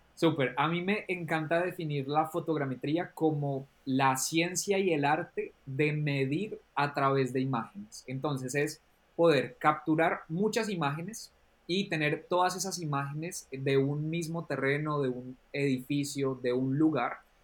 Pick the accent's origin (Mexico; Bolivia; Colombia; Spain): Colombia; now in England, United Kingdom; vengo de Colombia, pero vivo actualmente en Inglaterra